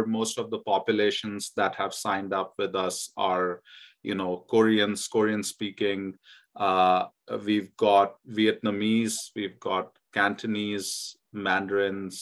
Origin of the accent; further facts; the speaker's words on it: India; now in United States; I remember growing up in India